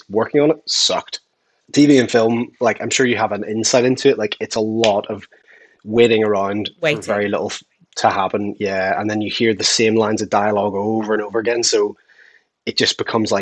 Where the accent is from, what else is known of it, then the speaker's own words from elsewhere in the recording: Belfast, Northern Ireland, United Kingdom; I'm from Belfast, Northern Ireland